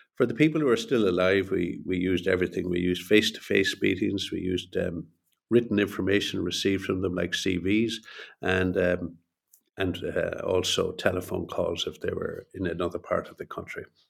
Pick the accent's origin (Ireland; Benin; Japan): Ireland; also born or lived in Montreal, Canada / Boston, United States; I'm Irish and I live here in Dublin